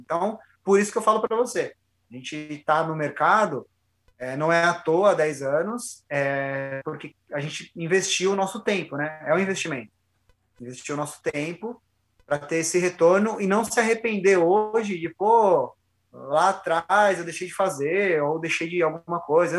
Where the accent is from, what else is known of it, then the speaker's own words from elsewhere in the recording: São Paulo, Brazil; moved away as an adult; now in Jundiaí, Brazil; eu sou de São Paulo, cara, sou da Zona Leste